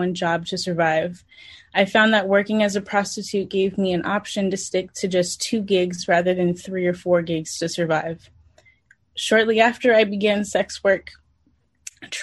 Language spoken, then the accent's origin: English; San Francisco, California, United States; born and raised in San Francisco